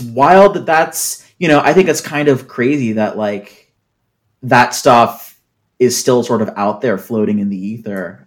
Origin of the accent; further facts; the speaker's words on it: Seattle, Washington, United States; I'm from Seattle